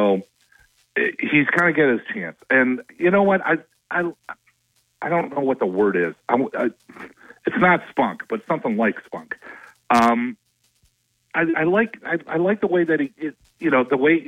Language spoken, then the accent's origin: English; Minnesota, United States; I'm from Minnesota